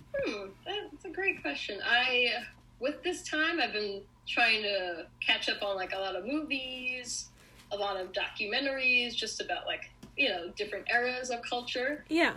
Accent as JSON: {"language": "English", "region": "New York", "country": "United States", "moved": "yes", "lives_now": "Los Angeles, United States", "said": "I'm originally from New York"}